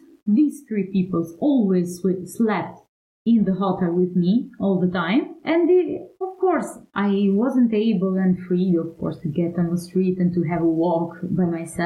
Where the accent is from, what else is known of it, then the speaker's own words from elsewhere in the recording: Kukës, Kukës County, Albania; now in Italy; I founded and directed a festival in Kukës, that is my birthplace